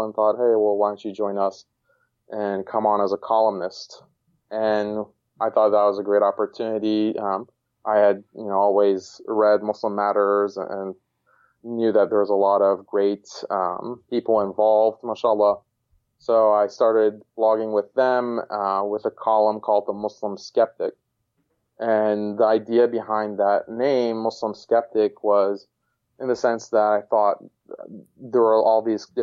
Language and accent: English; Houston, Texas, United States; moved away as an adult; also born or lived in Boston; I was born and raised in Houston, Texas